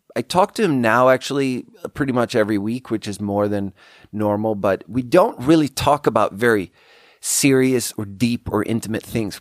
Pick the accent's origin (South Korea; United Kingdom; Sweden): Sweden; English is a second language; moved away as an adult; also born or lived in China; We grew up together in Sweden